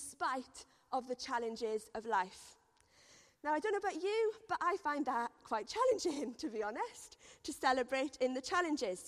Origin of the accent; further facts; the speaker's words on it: Wales, United Kingdom; moved away; I am Welsh